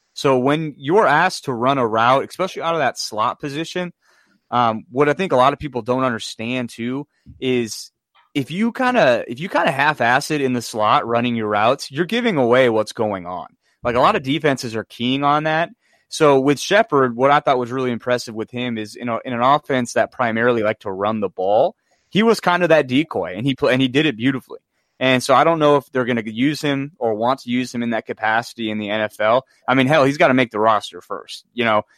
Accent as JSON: {"language": "English", "region": "North Dakota", "country": "United States", "tie": "born or raised there", "said": "I grew up in North Dakota"}